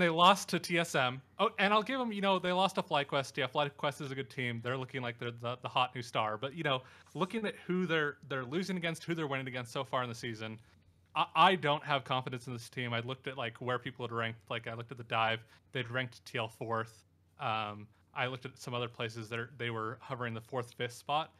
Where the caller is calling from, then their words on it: Salt Lake City, Utah, United States; I'm calling from Salt Lake City